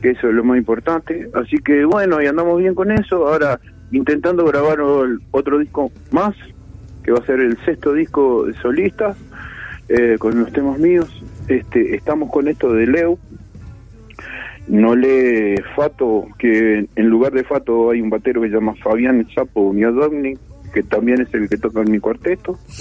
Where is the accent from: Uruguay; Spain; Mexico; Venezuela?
Uruguay; soy uruguayo y músico